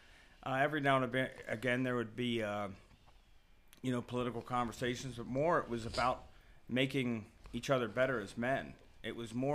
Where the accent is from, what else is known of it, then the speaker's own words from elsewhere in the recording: Youngstown, Ohio, United States; moved away as an adult; now in Tennessee, United States; I was born in Youngstown, Ohio